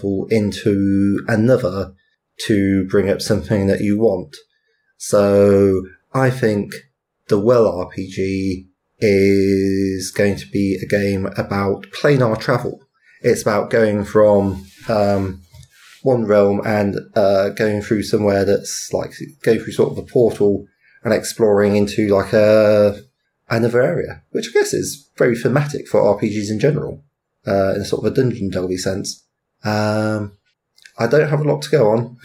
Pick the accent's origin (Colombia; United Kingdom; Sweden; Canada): United Kingdom; I'm British.